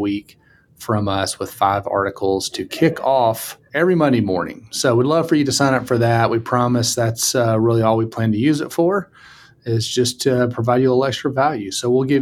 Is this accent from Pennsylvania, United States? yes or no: no; Mississippi, United States; accent: Mississippi; I think my accent is maybe more Mississippi than it is Western